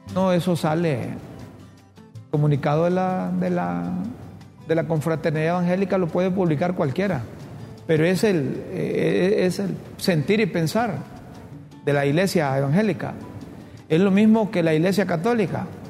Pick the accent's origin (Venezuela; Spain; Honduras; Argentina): Honduras; los hondureños